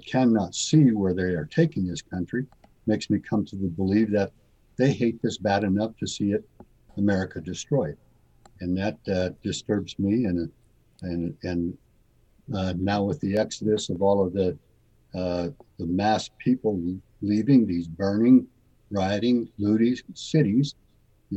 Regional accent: Rock Springs, Wyoming, United States; I was born and raised in Rock Springs, Wyoming

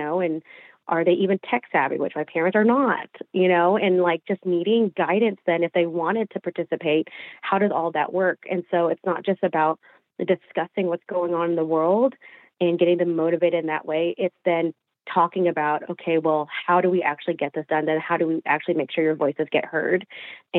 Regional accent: Fort Smith, Arkansas, United States; moved away as an adult; I am from Fort Smith, Arkansas.

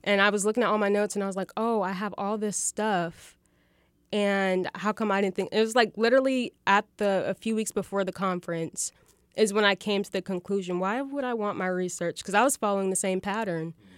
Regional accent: Fayetteville, Arkansas, United States; I was born and raised here in Fayetteville

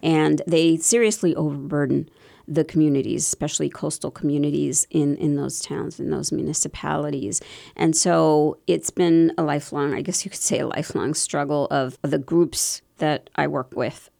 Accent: Bethlehem, Pennsylvania, United States; moved away; also born or lived in South Bronx, New York; when I was six years old, my parents moved to Bethlehem

